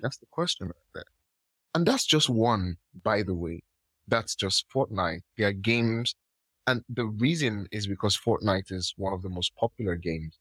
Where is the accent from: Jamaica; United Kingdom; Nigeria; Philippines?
Nigeria; I'm from Nigeria